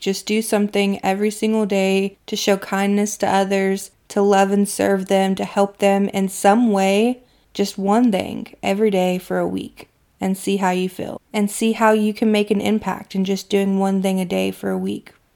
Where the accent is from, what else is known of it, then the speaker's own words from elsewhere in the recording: Kentucky, United States; my hometown in Kentucky